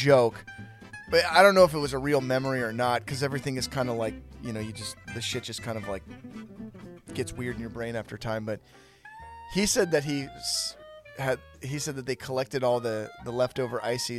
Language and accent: English; Petaluma, California, United States; I grew up in Petaluma